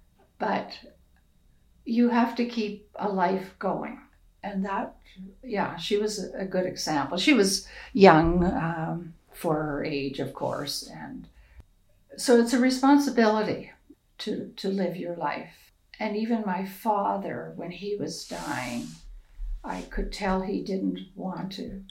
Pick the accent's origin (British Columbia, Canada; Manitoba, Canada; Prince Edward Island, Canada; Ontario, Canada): Prince Edward Island, Canada; now in Alberta, Canada; where I grew up in Prince Edward Island